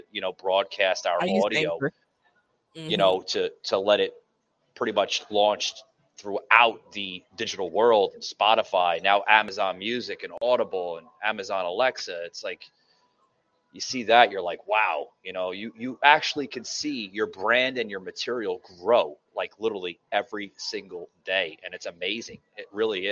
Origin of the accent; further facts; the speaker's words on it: New York City, New York, United States; moved away as an adult; now in Atlanta, United States; if you could hear my accent, I'm originally from the Lower East Side of Manhattan. And I've been living in Atlanta for about going on 4 years now